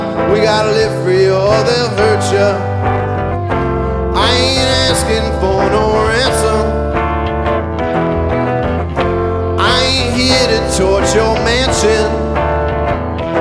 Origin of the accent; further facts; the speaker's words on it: Kitchener, Ontario, Canada; moved away as an adult; We grew up in Kitchener, Waterloo